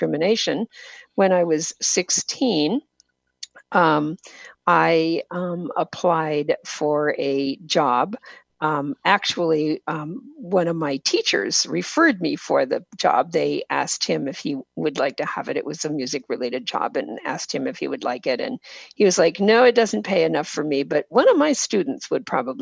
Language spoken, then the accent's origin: English; Washington, United States; also born or lived in Boston, Massachusetts; I live in Washington State, and I grew up in Washington State